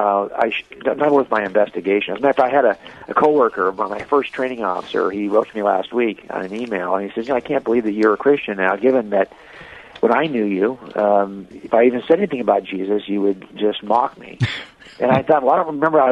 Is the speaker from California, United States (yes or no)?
yes; Los Angeles County, Southern California, United States; I was raised in Southern California here in Los Angeles County